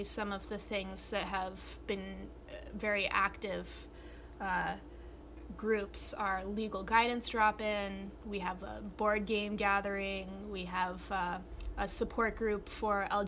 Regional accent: New Haven, Connecticut, United States; I was born in New Haven

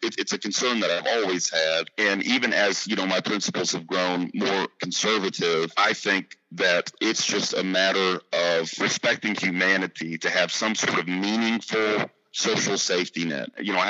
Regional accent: Lubbock, Texas, United States; I grew up in Lubbock, Texas.

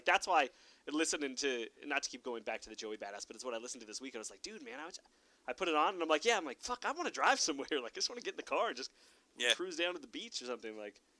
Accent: California, United States; I grew up in California where you had to drive everywhere

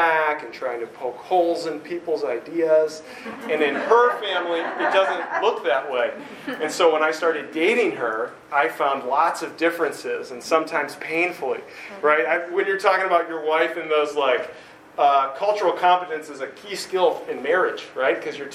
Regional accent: United States; I'm American

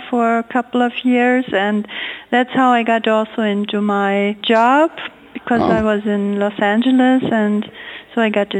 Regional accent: a little village south of Munich, Bavaria, Germany; I grew up in a little village outside of Munich, south of Munich, which was near the American base at the time.

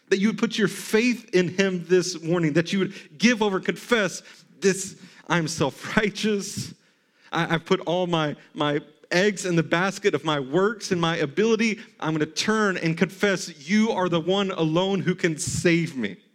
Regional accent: the South, United States; I default to Christianity because I grew up in the South.

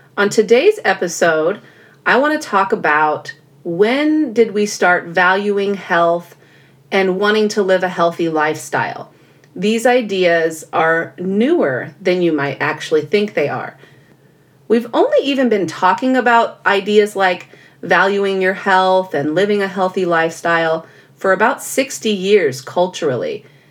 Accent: California, United States; I was born and raised in California

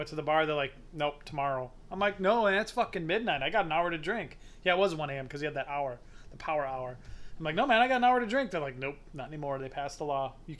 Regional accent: Minnesota, United States; growing up in Minnesota

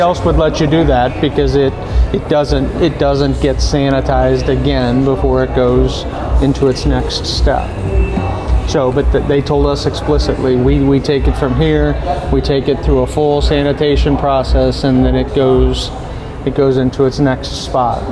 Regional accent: St. Louis, Missouri, United States; We're from St. Louis

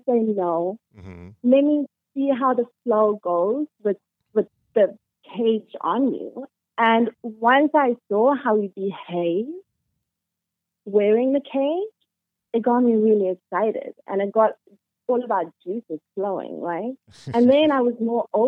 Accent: South Africa; moved away as an adult; now in Canada; I'm South African

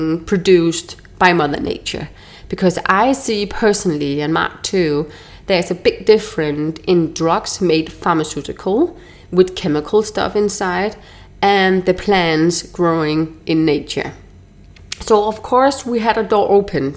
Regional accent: Denmark; moved away as an adult; now in Mexico; From where I'm from Denmark

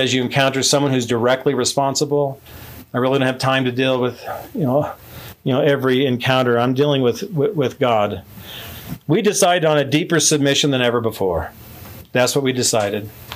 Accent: Midwest, United States; I'm from the Midwest

